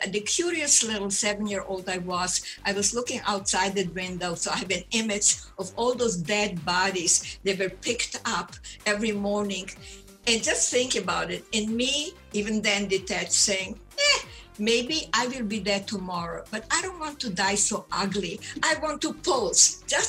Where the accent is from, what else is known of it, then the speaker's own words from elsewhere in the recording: Ukraine; first language German; English is a second language; It was Austria, Romania when my parents were born. Therefore, my mother tongue is German. And then Romania, then Hungary, Romania. Now, by the way, it's Ukraine.